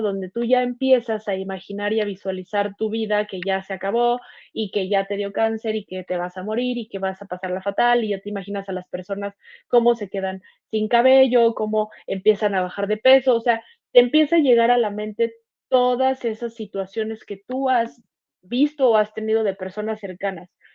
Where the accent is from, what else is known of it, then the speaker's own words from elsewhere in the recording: Mexico City, Mexico; Yo soy de Ciudad de México.